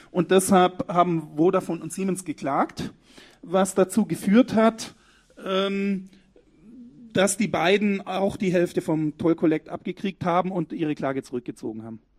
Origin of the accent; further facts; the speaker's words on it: Baden-Württemberg, Germany; Ich weiß nicht, aber ich bin Schwabe, ich darf das.